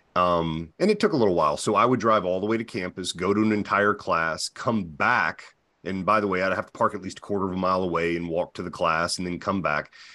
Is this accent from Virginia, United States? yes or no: yes; Virginia, United States; now in New Hampshire, United States; I'm from Virginia, but I live in New Hampshire